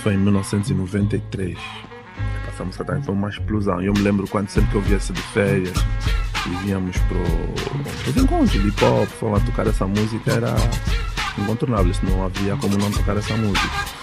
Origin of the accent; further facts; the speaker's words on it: Luanda, Luanda Province, Angola; Eu também sou da Maianga